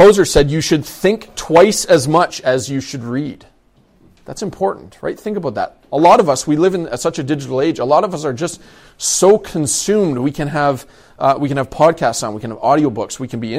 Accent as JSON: {"language": "English", "region": "London", "country": "United Kingdom", "tie": "born or raised there", "said": "I grew up in London. I grew up in a Central Baptist church in London. When I was probably around 12 or 13, we moved out to the outside of the city"}